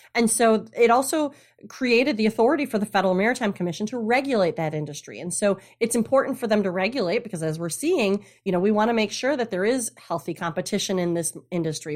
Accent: Traverse City, Michigan, United States; also born or lived in south coast of Massachusetts; now in Massachusetts, United States; originally from Michigan, Traverse City, Michigan, up north. North. I grew up on the lakes

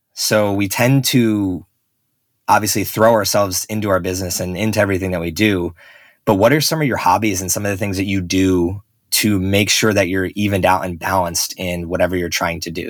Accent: Northeast, United States; where I grew up on the Northeast

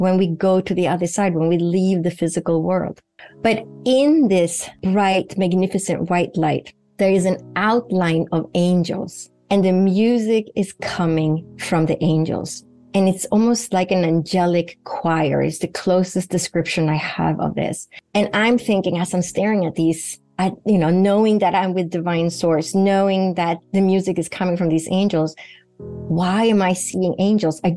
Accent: Sweden; moved away; Sweden, where I grew up in Northern Europe

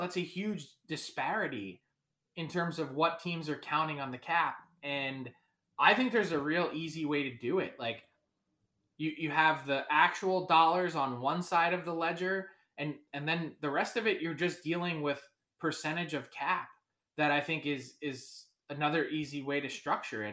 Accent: Philadelphia, Pennsylvania, United States; I'm from Philly

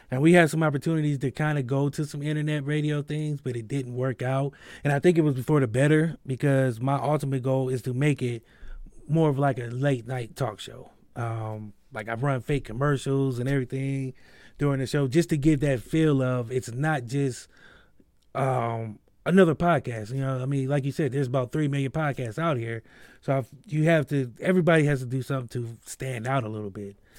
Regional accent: Akron, Ohio, United States; I'm from Akron, Ohio, so I have a lot of Akron artists

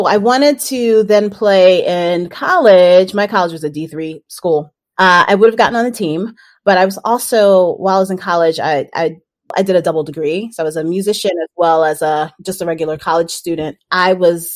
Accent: New York City, New York, United States; I grew up in Brooklyn, New York, Nueva York

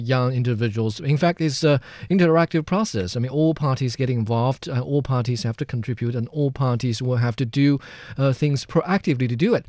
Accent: central China, China; my hometown, which is in central China

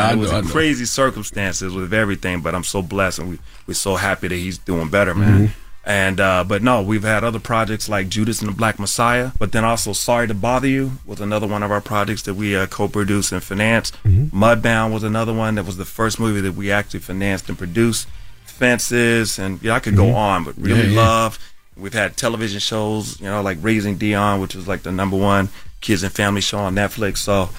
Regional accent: Decatur, Georgia, United States; I grew up in Decatur, Georgia, man.

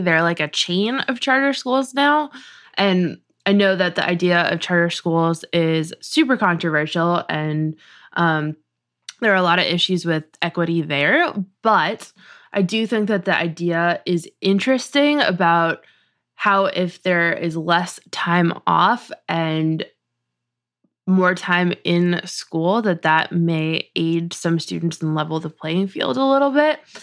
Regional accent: New England, United States; I grew up in New England

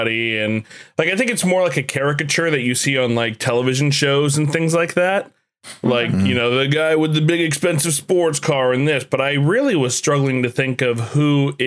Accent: New York City, New York, United States; moved away; also born or lived in Ohio; I was from Brooklyn

